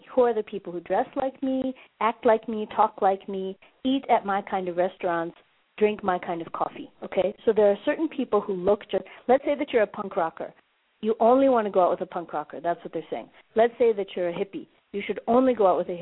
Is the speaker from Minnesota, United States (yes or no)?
yes; Minnesota, United States; now in Johannesburg, South Africa; I'm in Joburg right now, but I'm from Minnesota